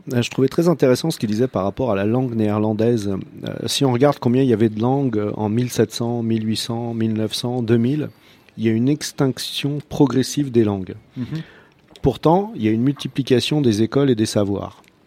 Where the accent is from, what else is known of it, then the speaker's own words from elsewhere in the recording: Croatia; French is a second language; now in France; quand moi je reviens en Croatie